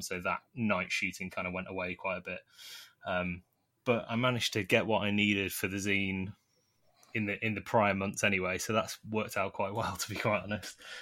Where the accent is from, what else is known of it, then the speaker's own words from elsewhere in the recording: Nottingham, East Midlands, United Kingdom; now in London, United Kingdom; I grew up originally in Nottingham